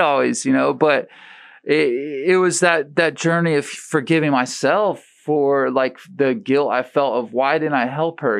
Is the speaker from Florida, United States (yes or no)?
yes; St. Petersburg, Florida, United States; in middle school at Riviera